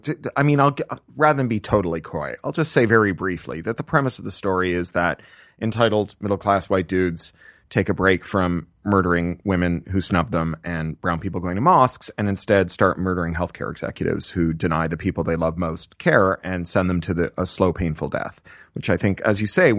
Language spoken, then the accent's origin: English; Canada; moved away as an adult; also born or lived in United Kingdom; now in United States; as a Canadian who then lived in the UK for 13 years